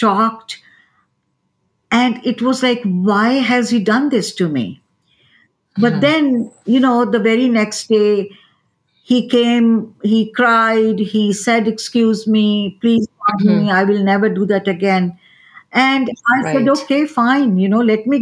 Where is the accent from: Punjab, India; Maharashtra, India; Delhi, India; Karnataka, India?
Delhi, India; New Delhi; moved away as an adult; now in United States; I am born and brought up in New Delhi, India, which is the capital of India